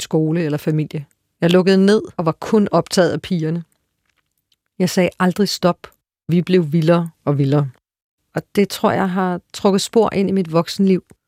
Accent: Frederiksberg, Capital Region of Denmark, Denmark; vores barndomskvarter og hen forbi mit barndomshjem, det gamle observatorium

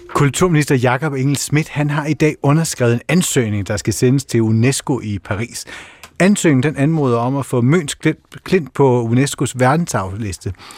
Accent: Kerteminde, Southern Denmark, Denmark; moved away; jeg kommer fra Kærtminde på Fyn

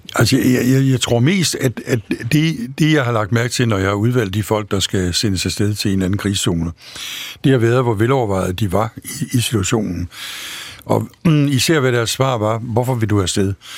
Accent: Denmark; jeg var dansker

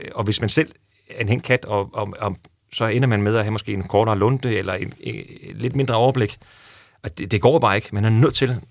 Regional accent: Næstved, Zealand, Denmark; der hvor jeg voksede op i Næstved

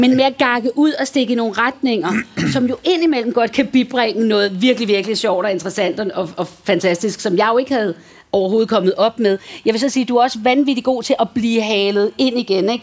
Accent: Valsø, Zealand, Denmark; moved away; i Valsø, hvor jeg voksede op

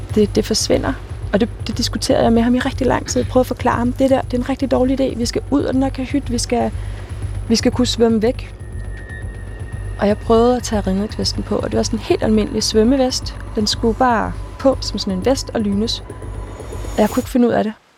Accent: Denmark; hvor man er født og opvokset i Danmark

